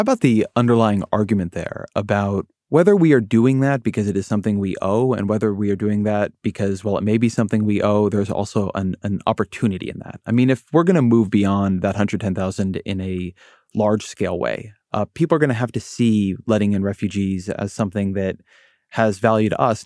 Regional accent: Orange County, California, United States; I come from Orange County, California

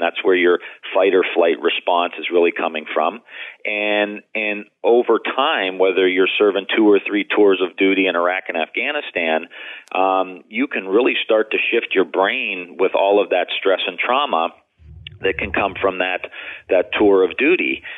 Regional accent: Youngstown, Ohio, United States; I'm from Youngstown, Ohio

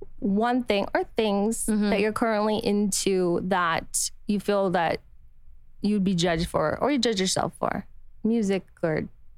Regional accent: Utah, United States; I'm from Utah.

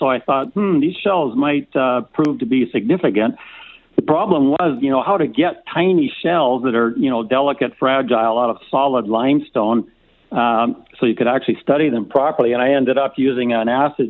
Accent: Edmonton, Alberta, Canada; now in Calgary, Canada; I grew up in Edmonton listening to CHED Radio

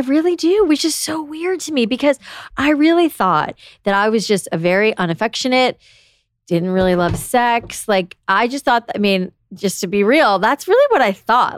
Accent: South Florida, United States; moved away; I grew up in South Florida

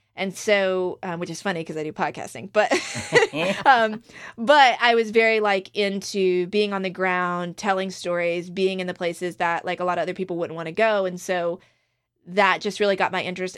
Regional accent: Outer Banks of North Carolina, United States; my hometown in the Outer Banks of North Carolina

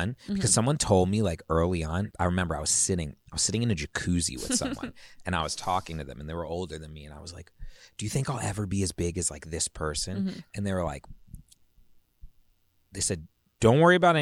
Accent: Virginia, United States; moved away; where I grew up in Virginia

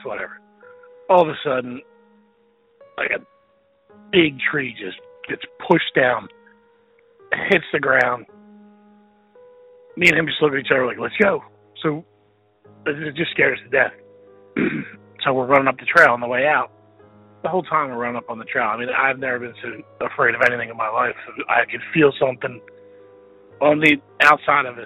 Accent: Pennsylvania, United States; I'm from Pennsylvania

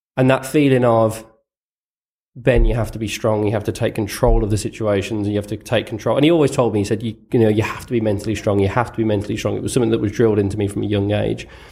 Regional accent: United Kingdom; growing up, other than, other than footballers as a Brit

